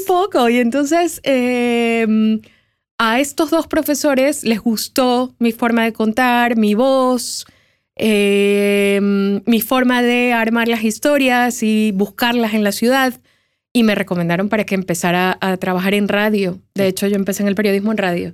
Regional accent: Guayaquil, Guayas, Ecuador; yo soy de Guayaquil, que es un lugar donde hace mucho calor

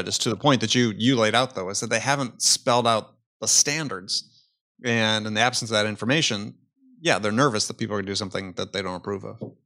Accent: Wisconsin, United States; I grew up in Wisconsin, the heyday of the Green Bay Packers

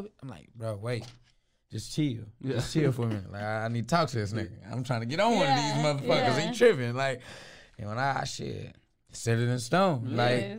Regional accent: Texas, United States; And I'm from Texas.

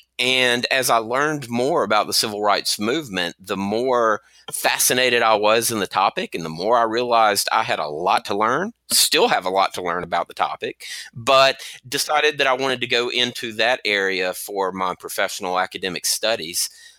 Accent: Mobile, Alabama, United States; moved away as an adult; also born or lived in Mississippi; I'm originally from Mobile, Alabama. I know the accent probably gives that away.

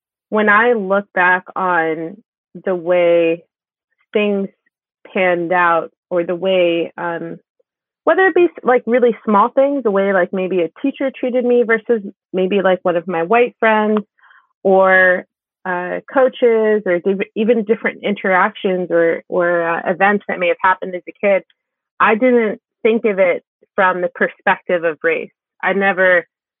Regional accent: Maplewood, New Jersey, United States; I grew up in a town called Maplewood

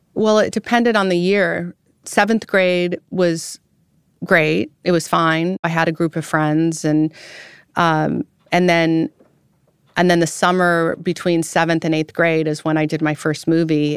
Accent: Roseville, California, United States; moved away as an adult; also born or lived in France; I was born in Roseville, California

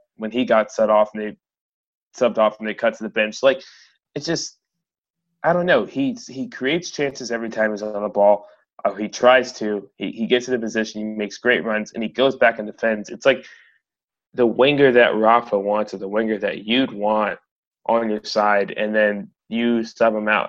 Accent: United States; we're American

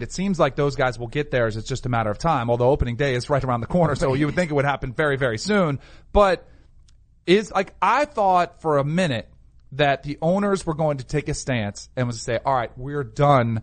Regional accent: South Florida, United States; growing up in South Florida

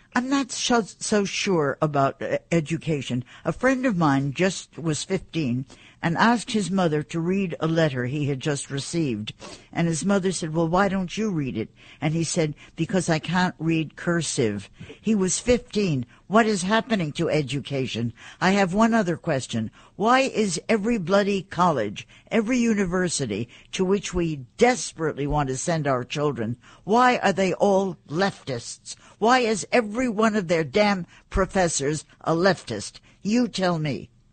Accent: New York, United States; I am a New Yorker.

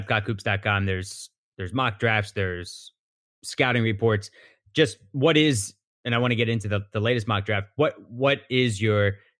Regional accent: Philadelphia, Pennsylvania, United States; I grew up in Philadelphia

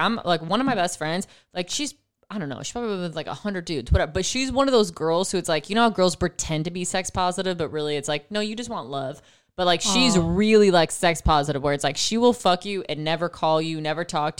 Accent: East Coast, United States; I love lacrosse because I'm from East Coast. If you're East Coast, you know lacrosse is what's up.

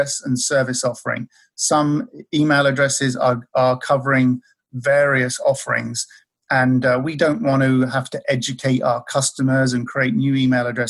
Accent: Maldon, East of England, United Kingdom; moved away; the town where I'm from in the UK

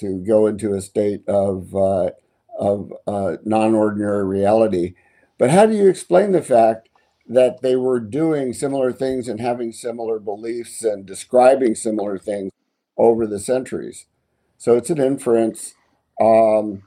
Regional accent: Florida, United States; I grew up in Florida.

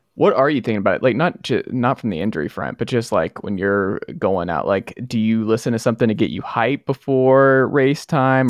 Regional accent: Atlanta, Georgia, United States; That's where I'm from. I'm from Atlanta.

